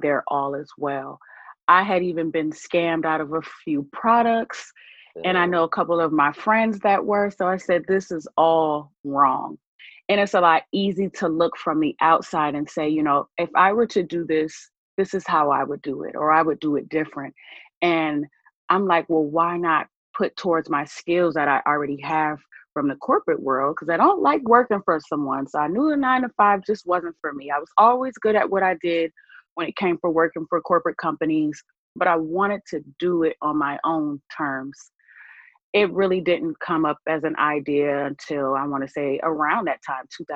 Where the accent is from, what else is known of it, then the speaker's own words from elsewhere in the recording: Buffalo, New York, United States; moved away as an adult; also born or lived in Atlanta, Georgia; now in Tampa, United States; I was actually born in Atlanta, Georgia, many years ago. But I will actually say that I was raised in Buffalo, New York